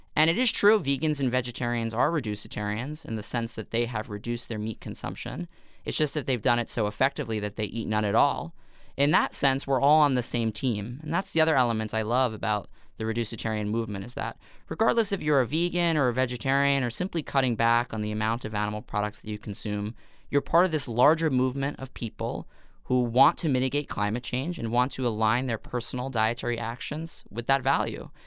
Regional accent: New York City, New York, United States; born or raised there

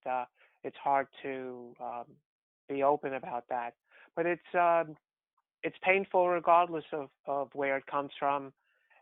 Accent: New York City, New York, United States; also born or lived in Bronx, New York City; I grew up in New York City in Queens. I was born in the Bronx and then moved to Queens

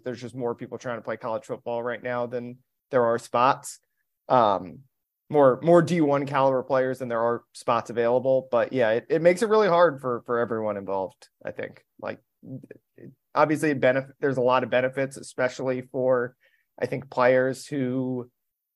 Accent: Maryland, United States; I grew up a huge college basketball guy growing up in Maryland.

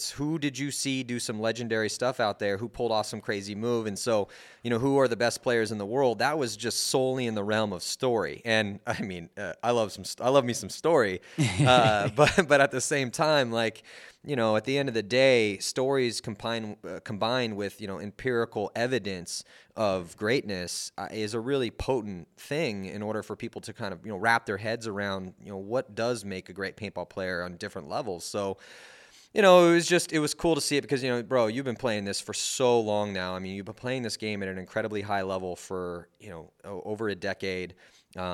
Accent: Texas, United States; we're from Texas. We've come, you know, to dominate you and try to play the best we possibly can.

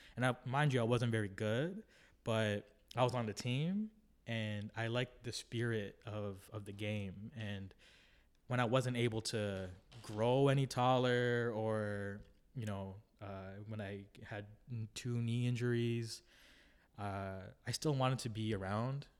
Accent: Toronto, Ontario, Canada; I grew up in the Jane and Lawrence area in the western, western, um, part of Toronto

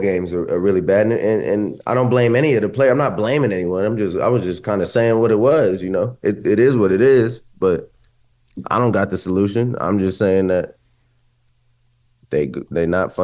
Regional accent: Columbus, Ohio, United States; I grew up in Columbus

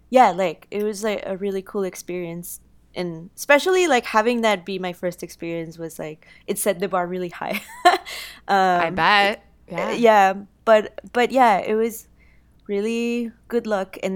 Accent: Guanajuato, Mexico; wow, like, yeah, I'm from Mexico. I'm from one, you know, Guanajuato, which is a town that inspired a lot of uh, like the uh, world of the dead.

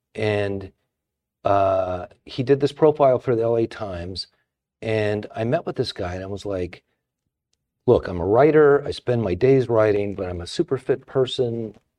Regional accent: Pomona, California, United States; I grew up in Pomona, and it was like, you know, lower middle class family

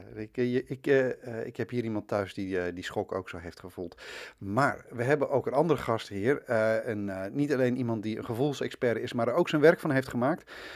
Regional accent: Twente, Overijssel, Netherlands; Ik ben een tukker

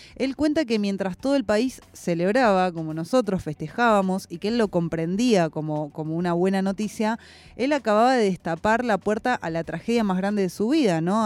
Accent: Argentina; en nuestra identidad también como argentinos

